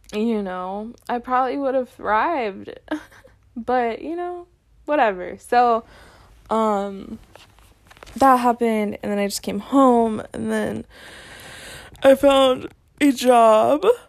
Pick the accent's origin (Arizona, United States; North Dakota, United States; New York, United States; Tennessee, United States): North Dakota, United States; born or raised there